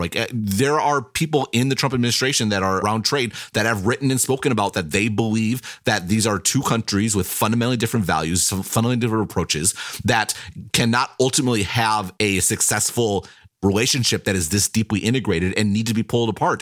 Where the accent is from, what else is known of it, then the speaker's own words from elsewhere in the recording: United States; I am an American